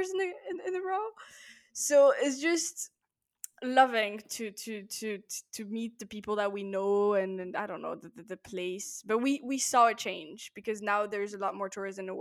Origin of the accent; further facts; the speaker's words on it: Paris, Île-de-France, France; I'm from Paris